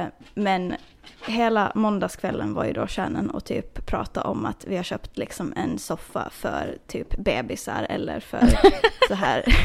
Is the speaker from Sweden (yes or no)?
no; Åland Islands; now in United States; Förra året så var jag hemma på Åland